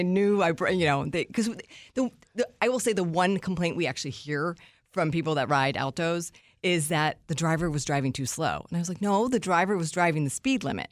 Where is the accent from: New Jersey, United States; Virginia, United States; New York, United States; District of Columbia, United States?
District of Columbia, United States; Washington; being on, on a morning show in my hometown